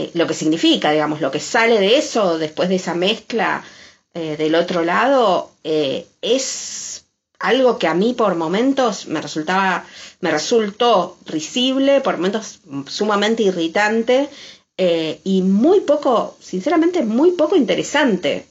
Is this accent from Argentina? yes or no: yes; Argentina; Nosotros, quizás los argentinos, estamos por una cuestión de afinidad más acostumbrados al acento madrileño